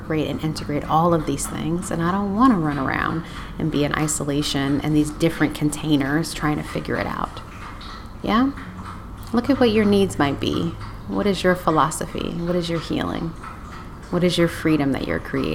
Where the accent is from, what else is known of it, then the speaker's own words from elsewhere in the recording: Detroit, Michigan, United States; moved away; I'm originally from Detroit and I have deep roots connected to Motown